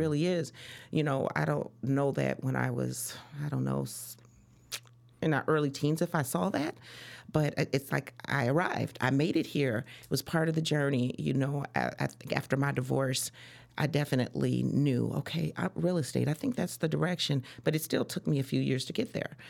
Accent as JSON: {"language": "English", "town": "Chicago", "region": "Illinois", "country": "United States", "tie": "born or raised there", "also_born_or_lived": "Des Moines, Iowa", "said": "I'm from Iowa, but I was actually raised in Chicago"}